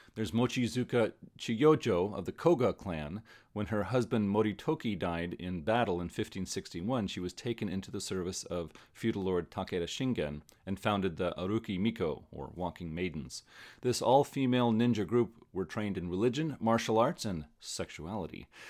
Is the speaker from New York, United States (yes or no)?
no; California, United States; Most of my friends were Chinese when I was growing up in California